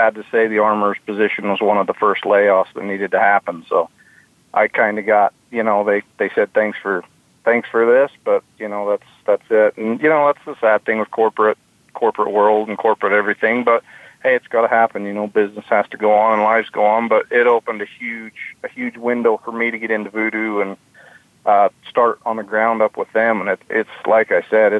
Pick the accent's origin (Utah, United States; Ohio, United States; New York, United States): Utah, United States; Fillmore; I grew up in Utah, Fillmore, okay. Utah.